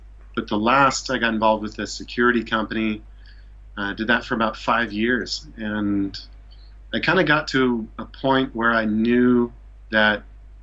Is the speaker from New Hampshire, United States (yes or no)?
no; Issaquah, Washington, United States; moved away as an adult; also born or lived in Seattle, Washington; now in Japan; Grew up in Issaquah, Washington